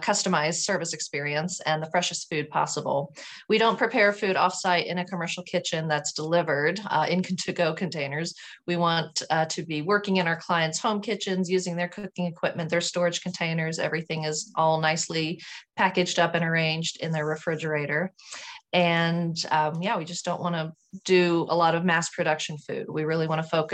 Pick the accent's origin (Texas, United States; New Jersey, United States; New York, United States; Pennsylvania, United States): Texas, United States; Houston; also born or lived in Sugar Land, Texas; Well, I grew up in Houston, Texas. I was born in Houston, and then my family moved to a city called Sugar Land, which is a kind of a suburb of Houston